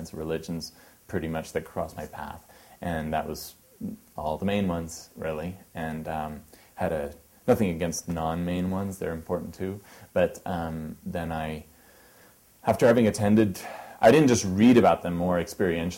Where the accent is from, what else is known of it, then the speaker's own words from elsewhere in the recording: Los Gatos, California, United States; also born or lived in Davis, California / Lawrence, Kansas; I grew up in Los Gatos, California